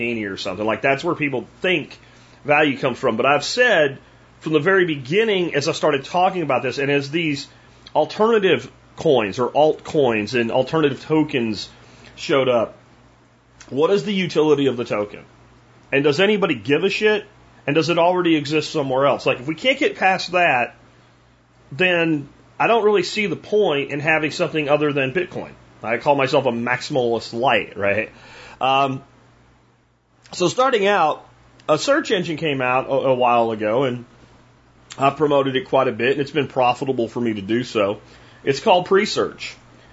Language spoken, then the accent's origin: English; Pennsylvania, United States; now in Texas, United States; from where I grew up in Pennsylvania